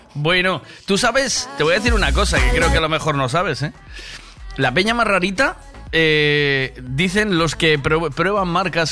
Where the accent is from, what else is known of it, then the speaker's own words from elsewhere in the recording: Galicia, Spain; estás en mi tierra